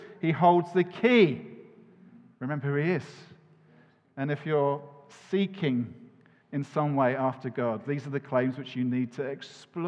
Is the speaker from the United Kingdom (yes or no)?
yes; United Kingdom; we're British